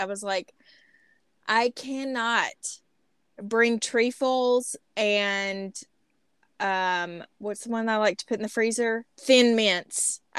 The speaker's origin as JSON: {"language": "English", "region": "Southeast Arkansas", "country": "United States", "also_born_or_lived": "Washington", "moved": "yes", "lives_now": "Arkansas, United States", "said": "hey, y'all … We did just move here from Washington, but I am from Southeast Arkansas."}